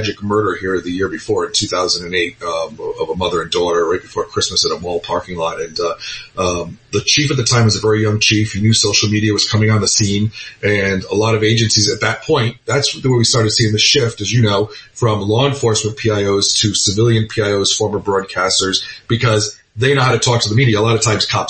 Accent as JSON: {"language": "English", "town": "Providence", "region": "Rhode Island", "country": "United States", "tie": "born or raised there", "also_born_or_lived": "St. Louis, Missouri / Vermont / Florida", "moved": "as an adult", "lives_now": "Boca Raton, United States", "said": "my home state and town in Providence, Rhode Island"}